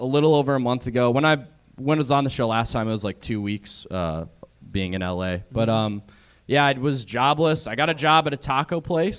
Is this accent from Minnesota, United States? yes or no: yes; Minnesota, United States; now in Los Angeles, United States